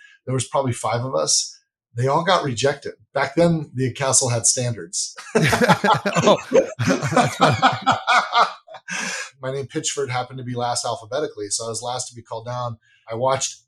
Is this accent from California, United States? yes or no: yes; Central Coast, near Pismo Beach, California, United States; also born or lived in Los Angeles; I actually was on the Central Coast, an area near Pismo Beach